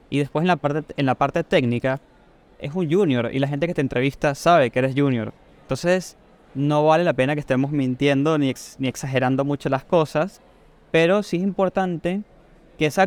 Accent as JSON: {"language": "Spanish", "country": "Venezuela", "moved": "yes", "lives_now": "Argentina", "said": "tengo Argentina ya siete años, pero soy de Venezuela, así que es, probable que mi acento lo noten como medio raro, como deformado, ¿no?"}